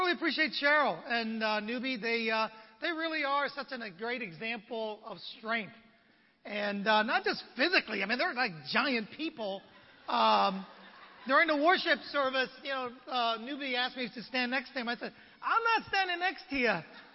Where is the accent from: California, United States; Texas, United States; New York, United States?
California, United States; San Francisco; now in Los Angeles, United States; I'm from San Francisco myself